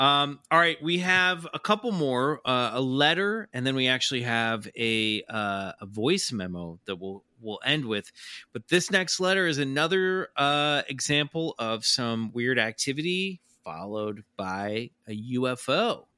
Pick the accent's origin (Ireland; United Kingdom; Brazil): Brazil; English is a second language; moved away as an adult; now in United States; I am originally from Brazil, and I have been living in North Carolina for the last 5 years.